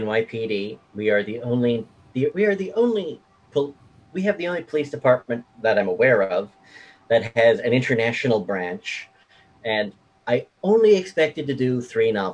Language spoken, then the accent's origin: English; New York City, New York, United States; I was born in Queens.